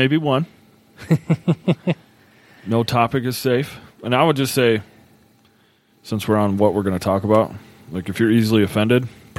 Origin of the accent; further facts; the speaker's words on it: Buffalo, New York, United States; moved away; also born or lived in Nashville; I was born in Nashville. Proud of that. I was raised in Buffalo. A blue, but actually very red place.